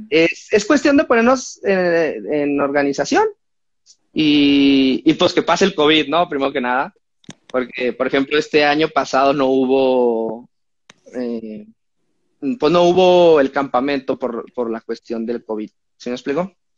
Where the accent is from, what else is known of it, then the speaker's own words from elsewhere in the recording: Mexico; soy mexicano